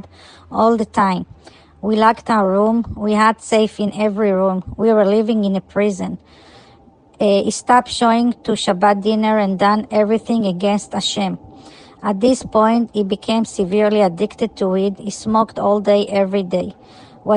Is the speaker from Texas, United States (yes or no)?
no; California, United States; We are from California.